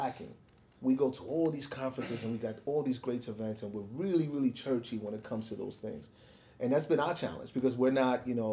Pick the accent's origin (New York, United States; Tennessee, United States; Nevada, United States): New York, United States; New York City; growing up in the South Bronx, a kid from a Puerto Rican home